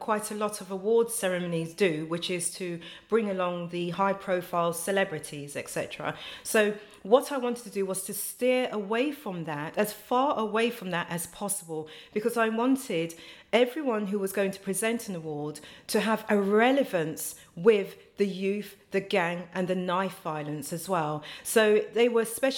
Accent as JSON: {"language": "English", "region": "London", "country": "United Kingdom", "tie": "born or raised there", "also_born_or_lived": "Ghana", "said": "I was born in Hornsey, North London, because I was my mother's first child. They sent me to Ghana for about 4 years, and then they brought me back when I was about four, just going on five."}